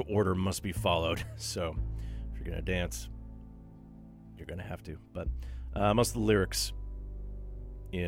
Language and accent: English; Thunder Bay, Ontario, Canada; also born or lived in North Karelia, Finland; now in Vancouver, Canada; my hometown of Thunder Bay, Ontario